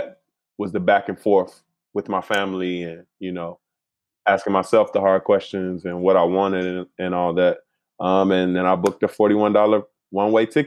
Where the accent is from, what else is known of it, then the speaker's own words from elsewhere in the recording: Chicago, Illinois, United States; moved away as an adult; also born or lived in Philadelphia; now in California, United States; I'm from Chicago